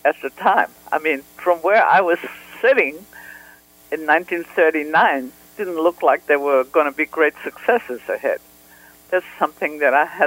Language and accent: English; Vienna, Austria; moved away; I grew up in Vienna